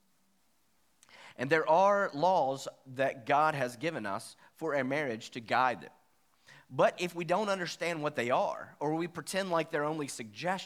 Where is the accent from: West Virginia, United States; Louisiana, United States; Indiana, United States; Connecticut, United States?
West Virginia, United States; I am from West Virginia